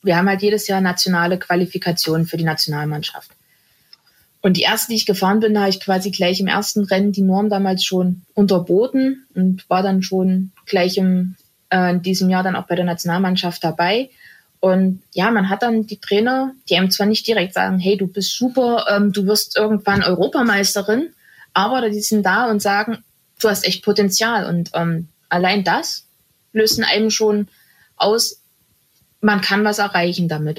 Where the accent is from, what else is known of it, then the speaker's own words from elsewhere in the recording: Germany; bei uns in Deutschland